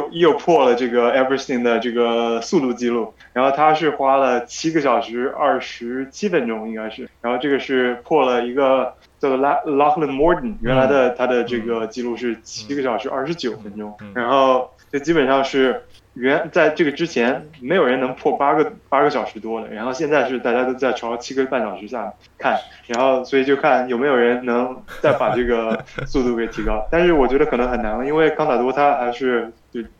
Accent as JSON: {"language": "Chinese", "town": "Nanjing", "region": "Jiangsu", "country": "China", "also_born_or_lived": "United States", "said": "我是南京人。"}